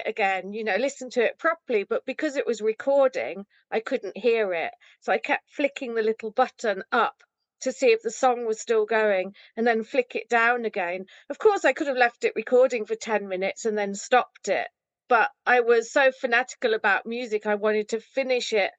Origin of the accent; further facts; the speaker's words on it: Rugby, West Midlands, United Kingdom; So I went to Rugby Library, where I grew up in Rugby